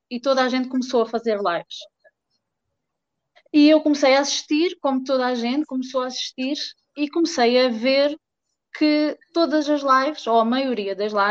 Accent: Portugal; also born or lived in Fortaleza, Brazil; uh, sou portuguesa.

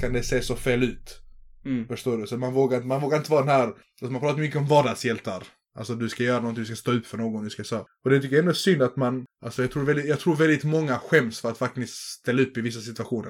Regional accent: Bosnia & Herzegovina; now in Sweden; i mitt hemlän i Bosnien, där du dricksar alltid

